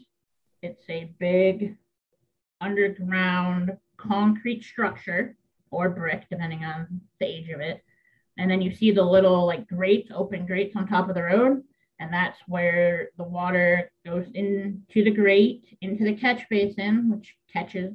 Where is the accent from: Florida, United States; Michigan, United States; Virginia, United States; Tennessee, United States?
Michigan, United States; moved away as an adult; now in Maine, United States; in my home state of Michigan still.